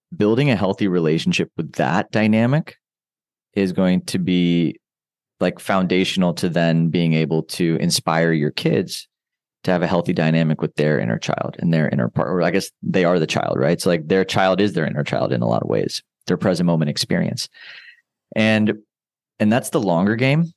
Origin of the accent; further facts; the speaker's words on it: United States; I grew up in, in the States